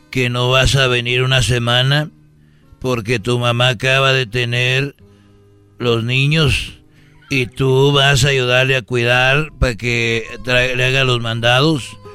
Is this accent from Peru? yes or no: no; Huentitán, Jalisco, Mexico; born there; Yo me acuerdo que nací allá en Huentitán, ahí en escuela rural